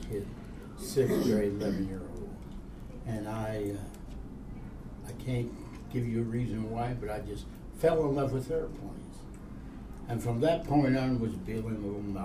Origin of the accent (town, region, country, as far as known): Minneapolis, Minnesota, United States; born or raised there; moved away as an adult